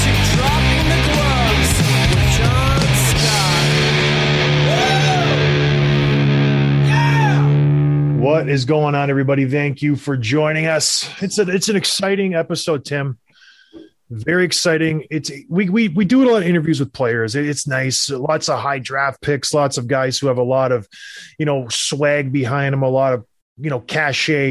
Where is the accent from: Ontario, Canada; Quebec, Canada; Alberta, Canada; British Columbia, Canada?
Ontario, Canada; St. Catharines; I'm from St. Catharines